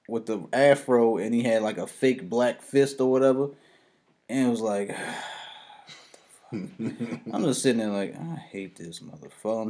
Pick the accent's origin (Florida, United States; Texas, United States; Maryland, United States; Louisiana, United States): Maryland, United States; Baltimore; I'm from Baltimore